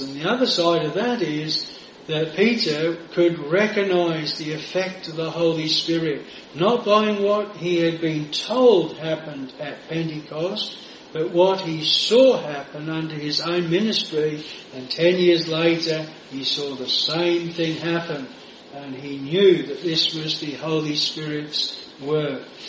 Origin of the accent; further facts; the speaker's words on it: Australia; moved away; over in Australia. I used to uh, go on the Saturday and went back to my hometown, which we were brought up 10 miles from where I was then living